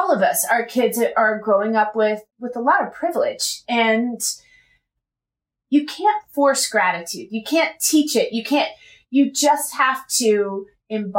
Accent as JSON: {"language": "English", "region": "West Virginia", "country": "United States", "moved": "yes", "lives_now": "California, United States", "said": "I am from West Virginia, and I live in California"}